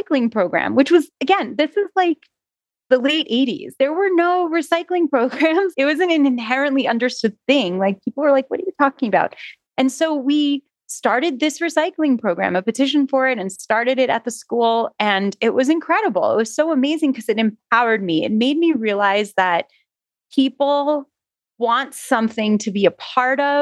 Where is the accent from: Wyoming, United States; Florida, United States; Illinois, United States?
Florida, United States; North Miami Beach; also born or lived in Jerusalem / New York City; I grew up in North Miami Beach for the remainder of my schooling, elementary school, middle school, and high school career.